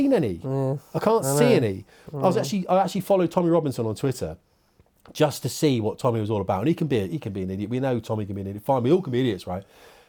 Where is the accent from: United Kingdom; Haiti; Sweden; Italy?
United Kingdom; I'm a Muslim and I'm British. I want to see British Muslims.